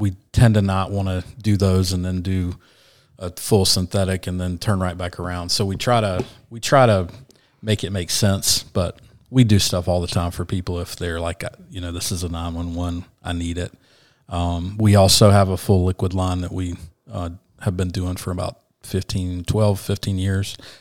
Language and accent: English; Asheville, North Carolina, United States; moved away as an adult; also born or lived in Savannah, Georgia / Sarasota, Florida; I was from Asheville